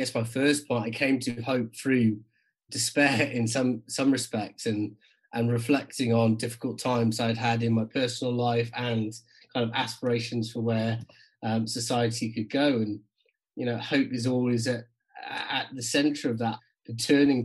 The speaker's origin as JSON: {"language": "English", "region": "South Wales Valleys", "country": "United Kingdom", "tie": "born or raised there", "also_born_or_lived": "Cardiff / South West England / Newcastle", "moved": "yes", "lives_now": "North East England, United Kingdom", "said": "I grew up in the South Wales Valleys and then just outside Cardiff"}